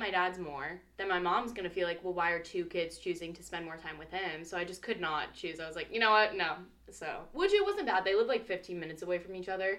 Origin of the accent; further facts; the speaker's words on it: Valdosta, Georgia, United States; born there; I was born in Valdosta, which is, like, pretty much literally right across the border from Florida, so I like Georgia